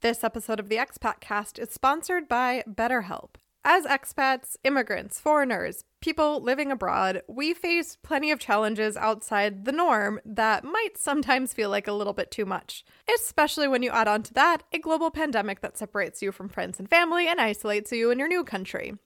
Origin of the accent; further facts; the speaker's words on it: United States; now in Germany; U S Christmas is kind of the worst in most ways, but it's what I grew up